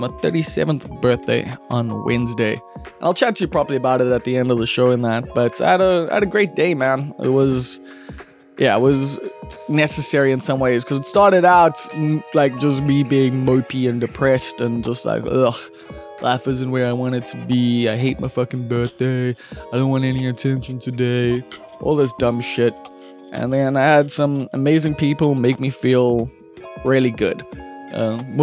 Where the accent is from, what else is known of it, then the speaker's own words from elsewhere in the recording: Durban, KwaZulu-Natal, South Africa; I come from Umbilo and like grew up in a single parent home.